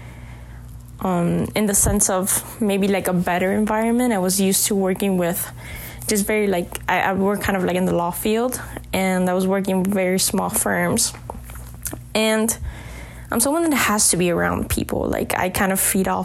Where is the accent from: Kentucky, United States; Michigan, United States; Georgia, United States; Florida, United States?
Florida, United States; Miami; growing up in Miami